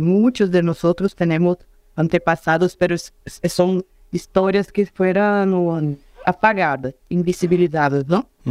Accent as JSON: {"language": "Spanish", "town": "Juiz de Fora", "region": "Minas Gerais", "country": "Brazil", "tie": "born or raised there", "also_born_or_lived": "São Paulo / Rio de Janeiro", "second_language": "Spanish", "said": "nací acá en Juiz de Fora"}